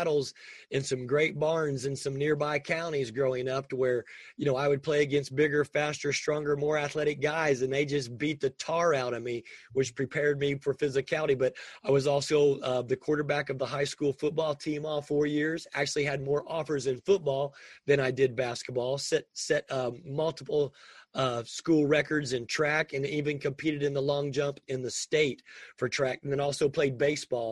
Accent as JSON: {"language": "English", "region": "Indiana", "country": "United States", "tie": "born or raised there", "said": "I was born and raised in the state of Indiana"}